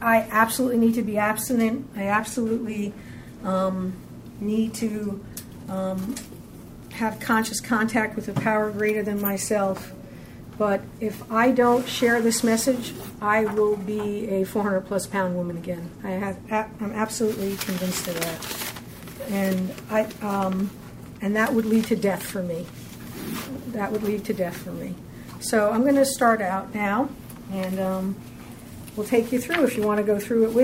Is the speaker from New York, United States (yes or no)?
yes; Long Island, New York, United States; I come from Long Island, which is not a small place, but I come from a small town